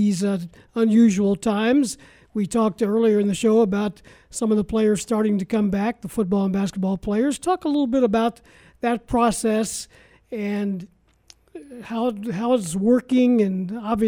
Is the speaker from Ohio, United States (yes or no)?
yes; Ohio, United States; moved away as an adult; now in Champaign, United States; I'm from Ohio, you are right. I spent the first 20 years of my life in Ohio, and I grew up an Ohio State fan